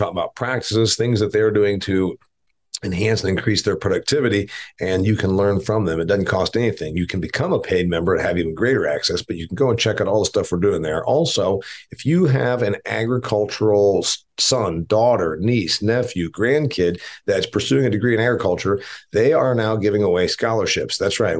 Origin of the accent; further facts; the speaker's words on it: Indiana, United States; a country that is one-third the size of my home state of Indiana